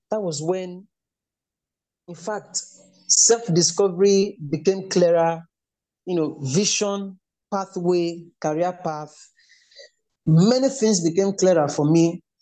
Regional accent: Enugu State, Nigeria; also born or lived in Lagos State / Edo State; now in Kwara State, Nigeria; because I am from Enugu State.

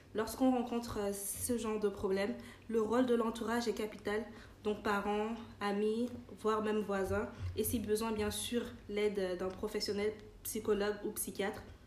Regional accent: Benin; j'ai grandi au Bénin

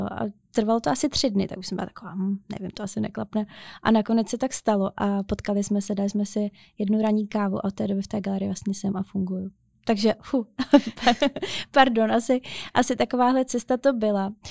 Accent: Otrokovice, Zlín Region, Czechia; jsem jakoby ze Zlína, z Otrokovic

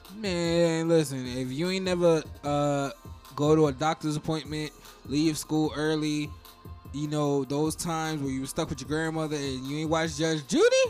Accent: New Jersey, United States; now in Broward, United States; I'm from Jersey

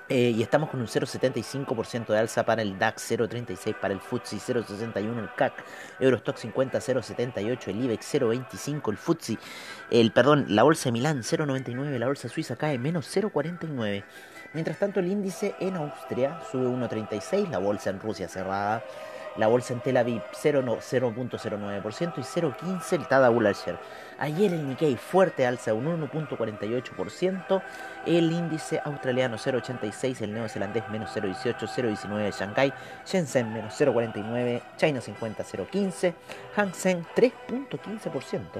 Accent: Chile; Así que esperemos que eso nos beneficie a nosotros como chilenos, ¿no?

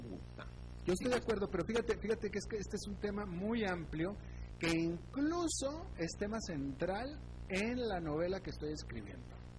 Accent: Mexico; soy mexicano

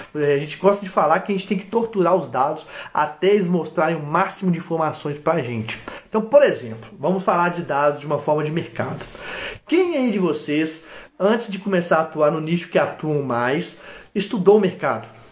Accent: Minas Gerais, Brazil; accent: mineiro, embolado; sou mineiro, mineiro do interior e falo embolado

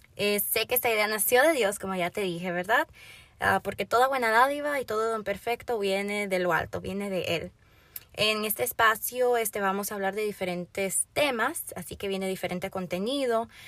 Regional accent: Florida, United States; also born or lived in Puerto Rico; Vivo en el estado de la Florida. Vivo aquí desde los 8 años de edad. Mis padres son de República Dominicana y yo nací en Puerto Rico

